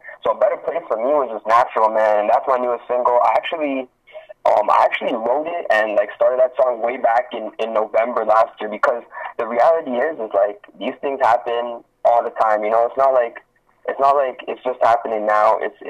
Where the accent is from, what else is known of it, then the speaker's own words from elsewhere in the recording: Branson, Missouri, United States; all that. I'm from Branson. I'm a rapper, man.